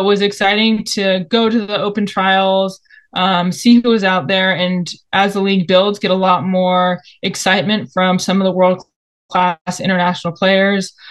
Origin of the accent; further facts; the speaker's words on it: Bay Area, Northern California, United States; I am a Bay Area kid, grew up in NorCal